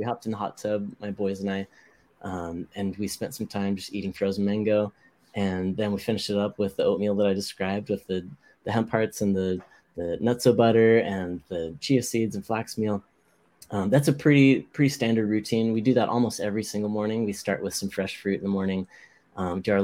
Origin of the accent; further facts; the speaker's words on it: Hawaii, United States; I grew up in Hawaii